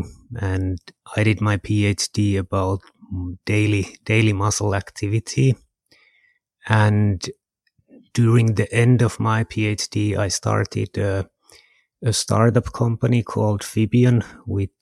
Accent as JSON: {"language": "English", "town": "Kajaani", "region": "Kainuu", "country": "Finland", "also_born_or_lived": "Jyväskylä", "said": "I'm from Finland. I'm almost from the Arctic Circle. I'm from a place called Kajaani."}